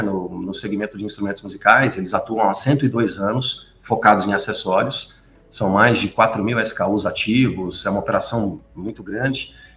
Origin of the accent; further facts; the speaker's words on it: Belo Horizonte, Minas Gerais, Brazil; moved away as an adult; now in São Paulo, Brazil; Eu sou mineiro, sou de Belo Horizonte, eu estou em São Paulo há 13 anos